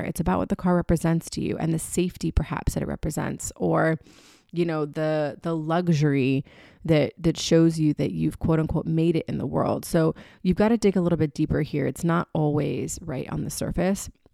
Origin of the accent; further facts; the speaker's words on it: Florida, United States; moved away; also born or lived in New York City / Birmingham, Alabama; I was born in Florida